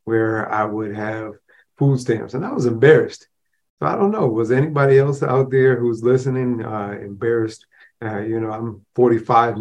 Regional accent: Rochester, New York, United States; I grew up in the projects within Rochester, New York.

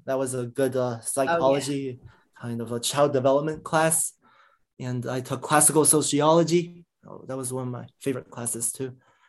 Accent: Silver Spring, Maryland, United States; Yeah, I grew up in the DC area, Maryland, Montgomery Blair High School in Silver Spring.

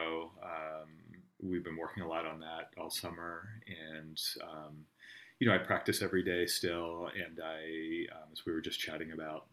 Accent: Harrisburg, Pennsylvania, United States; I grew up in Harrisburg, Pennsylvania, or near Harrisburg, a little bit to the west of there.

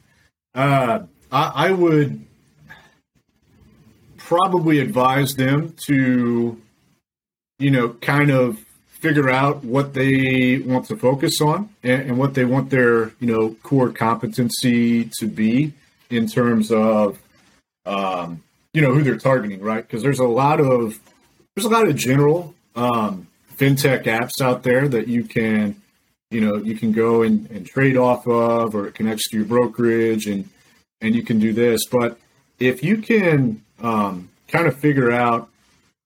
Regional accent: Decatur, Illinois, United States; now in Tampa, United States; I'm originally from Decatur, Illinois, which is right in the middle of the state.

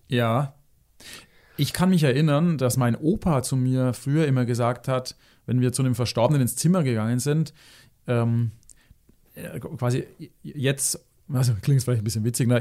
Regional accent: Germany; hier bei uns in Deutschland

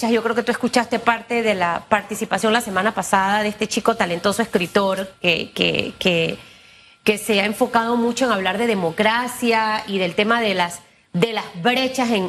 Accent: Panama; soy panameña.

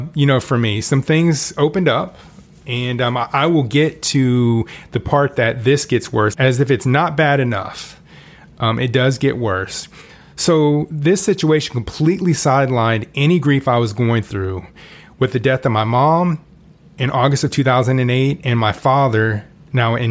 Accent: Orlando, Florida, United States; also born or lived in Kansas City; We moved from Kansas City to Orlando when I was 8

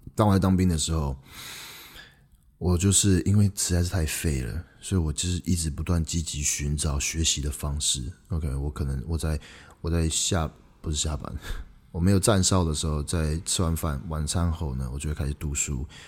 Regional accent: Taiwan; moved away; also born or lived in Canada; 我从加拿大回来，那个时候是二零一四年的十月三十一号，万圣节那一天。嗯，当我回到台湾的时候呢

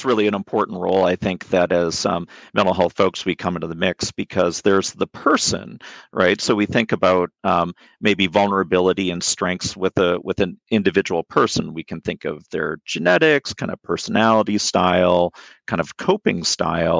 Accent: Vancouver, British Columbia, Canada; moved away; I'm Canadian. I'm originally from Vancouver, British Columbia.

